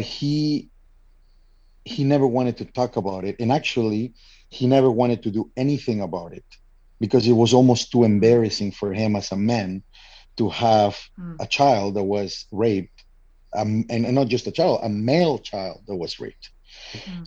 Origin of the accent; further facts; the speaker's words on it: Mexico; moved away as an adult; now in Canada; I am originally from Mexico and living in Canada for now over ten years.